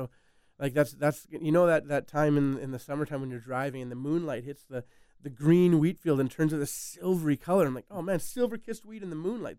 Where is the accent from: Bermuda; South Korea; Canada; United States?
Canada; Winnipeg, Manitoba; I grew up in Winnipeg, which would be like a big small town.